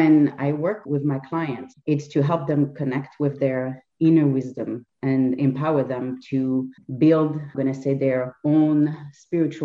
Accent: France; English is a second language; moved away as an adult; also born or lived in Lisbon, Portugal; now in Canada; I was not born in Canada. I was born and raised in France, but I lived in Lisbon for 7 years in Portugal

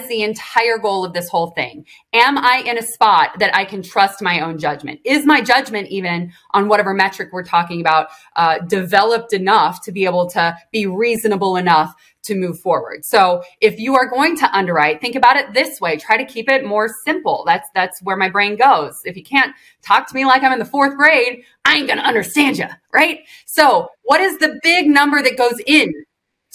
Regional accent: Illinois, United States; moved away as an adult; also born or lived in Georgia; I grew up in Illinois

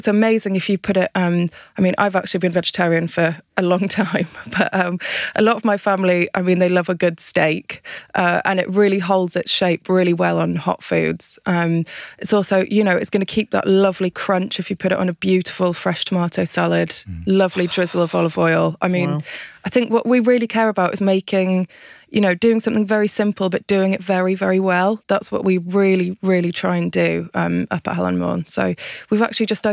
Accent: Anglesey, Wales, United Kingdom; I'm from Anglesey. We make it up in Anglesey

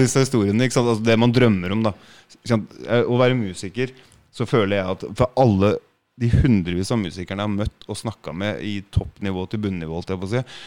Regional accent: Norway; jeg er fra Norge

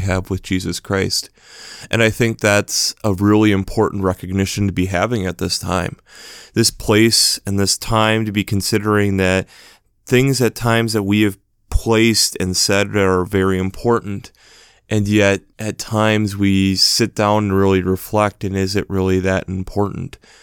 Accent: United States; especially being an American

